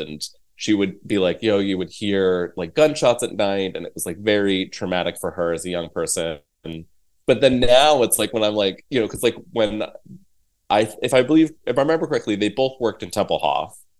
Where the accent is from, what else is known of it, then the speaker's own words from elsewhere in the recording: Virginia, United States; also born or lived in Berlin, Germany / Biloxi, Mississippi; I grew up in Virginia. My family, my dad's was in the Air Force. So I was born in Berlin.